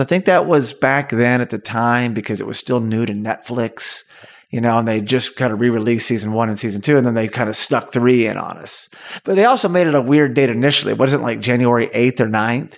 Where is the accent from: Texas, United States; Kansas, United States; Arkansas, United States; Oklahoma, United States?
Oklahoma, United States; Tulsa; my hometown, Tulsa, Oklahoma